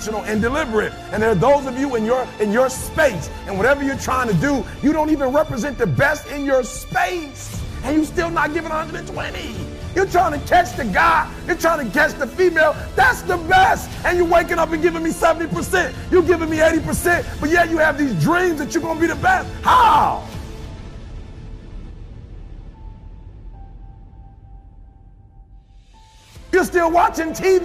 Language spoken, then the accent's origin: English; Detroit, Michigan, United States